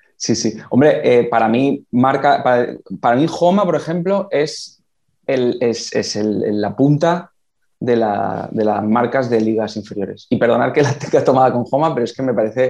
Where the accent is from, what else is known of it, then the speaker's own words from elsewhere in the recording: Valencian Community, Spain; yo soy el primer valenciano de mi familia